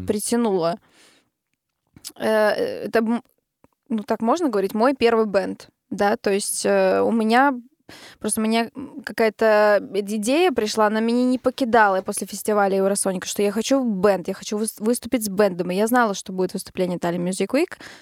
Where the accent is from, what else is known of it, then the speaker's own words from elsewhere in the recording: Narva, Ida-Viru County, Estonia; Мы все из Нарвы, мы играли как раз-таки в оркестре вместе. Когда я училась в музыкальной школе